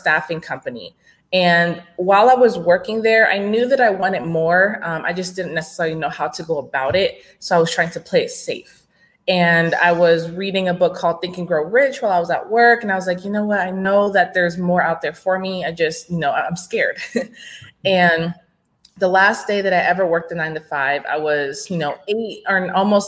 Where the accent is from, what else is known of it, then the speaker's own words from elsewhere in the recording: Gilbert, Arizona, United States; moved away as an adult; now in Dallas, United States; I'm actually from Arizona. I grew up in Gilbert, Arizona